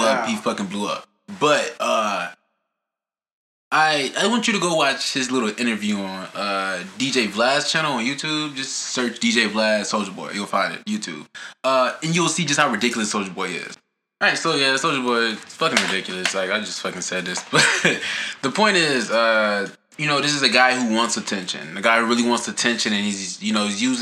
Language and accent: English; United States; as an American